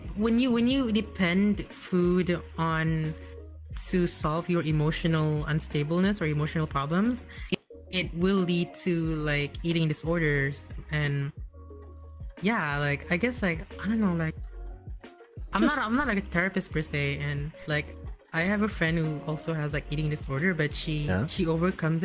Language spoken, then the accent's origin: English; Brunei; I came from Brunei.